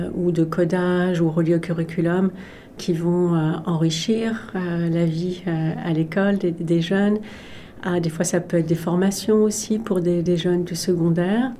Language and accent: French; Paris, Île-de-France, France; moved away as an adult; now in Canada; J'ai grandi en France